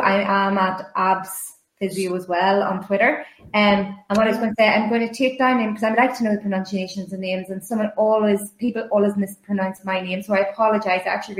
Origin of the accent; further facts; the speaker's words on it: Northern Ireland, United Kingdom; I'm from Northern Ireland